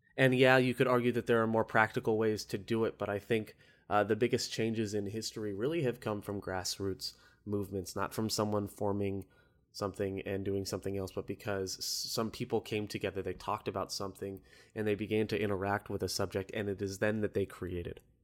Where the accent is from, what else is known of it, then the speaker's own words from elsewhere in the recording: Orlando, Florida, United States; I'm from Orlando